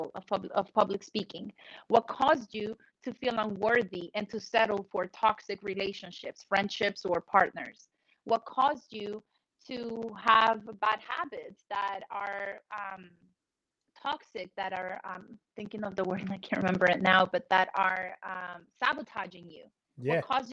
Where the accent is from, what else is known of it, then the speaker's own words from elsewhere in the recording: Colombia; moved away; when I was in Colombia, I grew up in South America